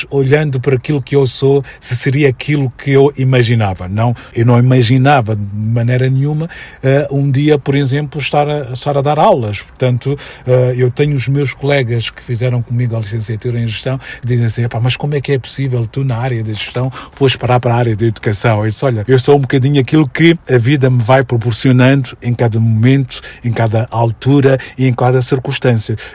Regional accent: Mozambique; moved away; Porque eu, quando saí de Moçambique, eh, as pessoas que saíram na minha época, que fomos muitos, eh, nós sentíamos que o espaço Moçambique, ou espaço Maputo

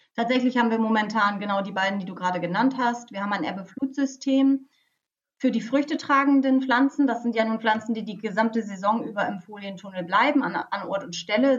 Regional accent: Lower Saxony, Germany; now in Bremen, Germany; ich komme ähm, aus Niedersachsen, aus der Nähe von Bremen

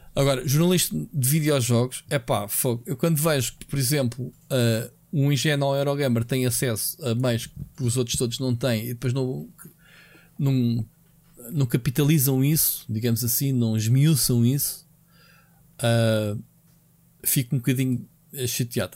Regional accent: Portugal; como português

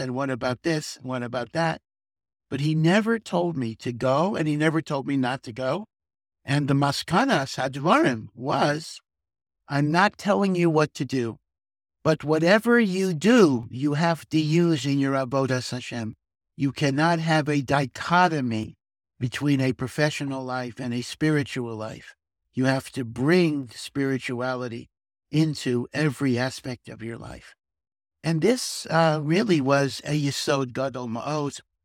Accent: Hartford, Connecticut, United States; moved away as an adult; also born or lived in Chicago / Silver Spring, Maryland; now in Jerusalem, Israel; I grew up in Hartford, Connecticut, which had a very small Orthodox community

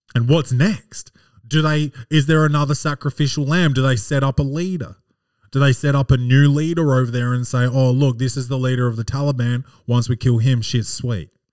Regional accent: Australia; I'm I'm Australian, not American.

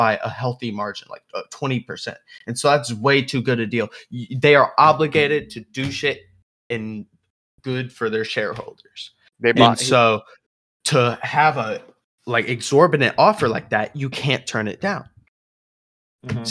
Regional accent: United States; we're American.

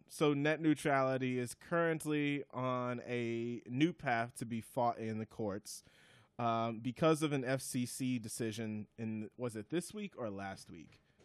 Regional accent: Wisconsin, United States; I'm from Wisconsin

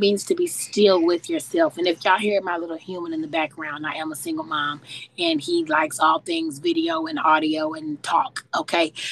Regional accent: St. Louis, Missouri, United States; moved away as an adult; now in Louisville, United States; I was born and raised in St. Louis, Missouri

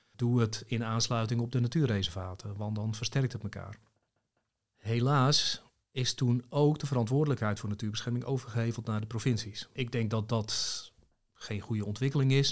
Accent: Zaanstreek, North Holland, Netherlands; ik kom uit de Zaanstreek

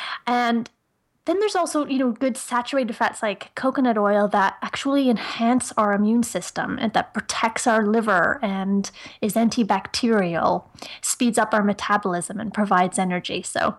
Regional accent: Ireland; accent: Irish; now in Canada; I live in Ontario, Canada, just outside of Toronto. But I'm originally from Ireland. So some people can sort of hear an Irish accent here and there.

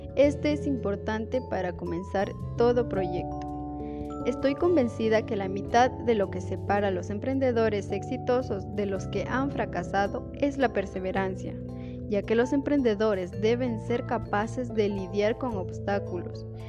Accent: Celica, Loja, Ecuador; soy del Cantón Celica

